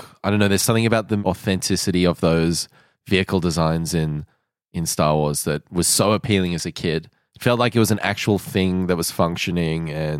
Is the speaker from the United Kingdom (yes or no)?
yes; England, United Kingdom; accent: pommy; I'm from England. I'm sorry.